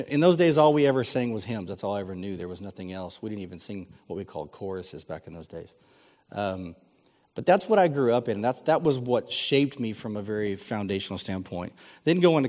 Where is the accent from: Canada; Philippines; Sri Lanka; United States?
United States; San Antonio, Texas; I grew up here in San Antonio